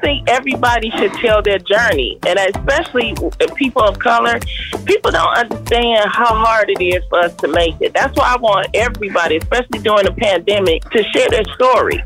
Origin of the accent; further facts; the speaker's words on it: Detroit, Michigan, United States; moved away; also born or lived in Houston, Texas; I grew up in Detroit in the Brewster Projects